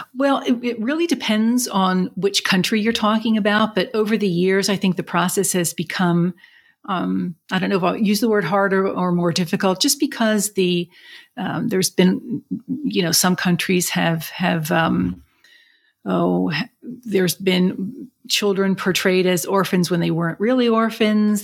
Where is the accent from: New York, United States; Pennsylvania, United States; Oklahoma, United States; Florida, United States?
Pennsylvania, United States; Philadelphia; also born or lived in Chicago area; born and raised in Philadelphia, and then our family lived a short time in the Chicago area, but then we moved back